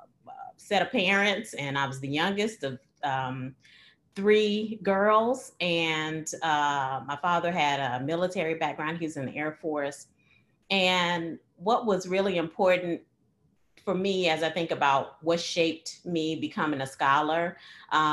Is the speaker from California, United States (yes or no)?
no; East St. Louis, Illinois, United States; I was born and raised in East St. Louis, Illinois.